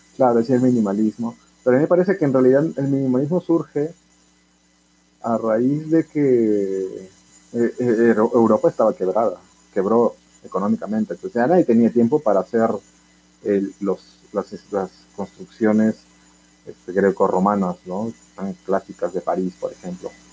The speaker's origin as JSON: {"language": "Spanish", "country": "Peru", "said": "Como buen peruano, nos gusta"}